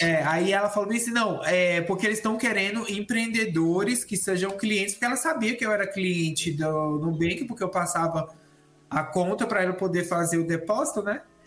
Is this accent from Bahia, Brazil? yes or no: no; Brasília, Federal District, Brazil; now in São Paulo, Brazil; E eu moro em São Paulo atualmente, mas eu sou natural de Brasília